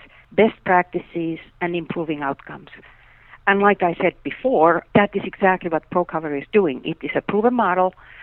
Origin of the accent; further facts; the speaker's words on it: Finland; moved away; I grew up in Finland